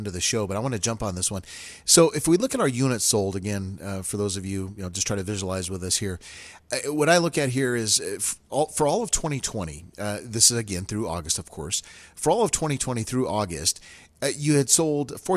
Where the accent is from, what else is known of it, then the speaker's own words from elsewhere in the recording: Reno, Nevada, United States; growing up in Reno